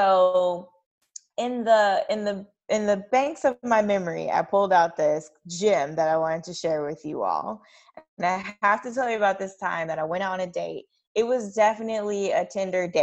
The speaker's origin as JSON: {"language": "English", "region": "Kentucky", "country": "United States", "tie": "born or raised there", "said": "I grew up in Kentucky"}